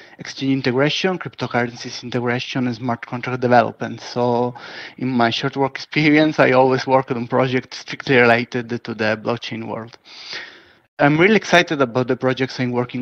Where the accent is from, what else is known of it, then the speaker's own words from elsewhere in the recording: Cosenza, Calabria, Italy; now in Milan, Italy; I was born in Cosenza, a small city in the south of Italy. Now I'm currently located in Milan.